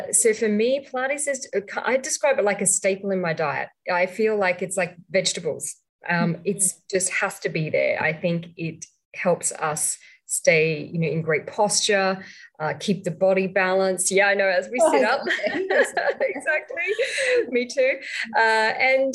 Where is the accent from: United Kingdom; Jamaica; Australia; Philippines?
Australia; moved away as an adult; also born or lived in Sydney, Australia; now in Malaysia; I'm actually from Australia, even though I'm living in Malaysia now for the last 10 years